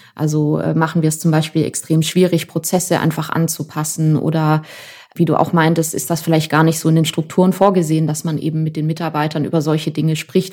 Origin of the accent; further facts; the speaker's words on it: Germany; bei uns in Deutschland